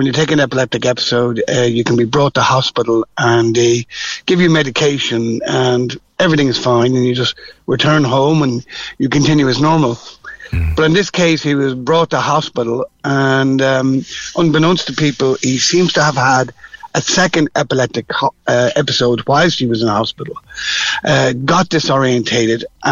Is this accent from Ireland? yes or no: yes; Dublin, Leinster, Ireland; also born or lived in Cork; even though I'm from Dublin, I'm down in Cork at the moment again